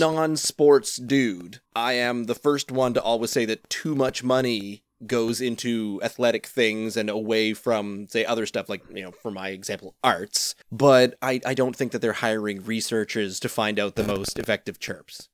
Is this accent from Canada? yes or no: yes; Canada; I am a Canadian citizen, and I grew up not playing hockey